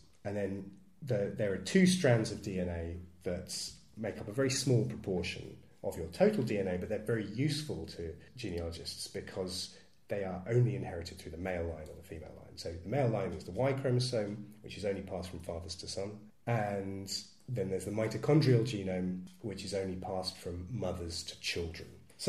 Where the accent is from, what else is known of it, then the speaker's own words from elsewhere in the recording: East of England, United Kingdom; including if I'm from Suffolk, thank you very much